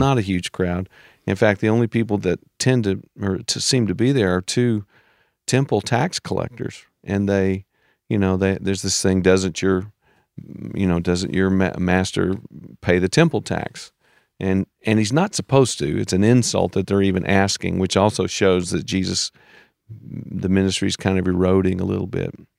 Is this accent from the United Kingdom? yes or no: no; United States; as an American